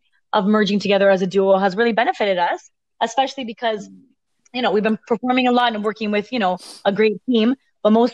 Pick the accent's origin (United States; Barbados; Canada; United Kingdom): Canada; Toronto, Ontario; We are from, we're from Toronto